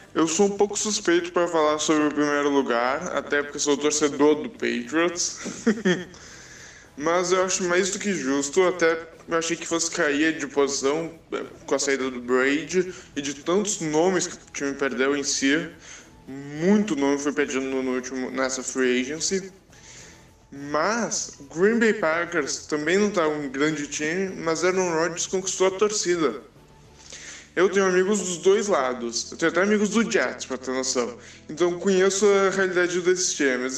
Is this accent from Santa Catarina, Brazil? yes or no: no; Porto Alegre, Rio Grande do Sul, Brazil; sou de Porto Alegre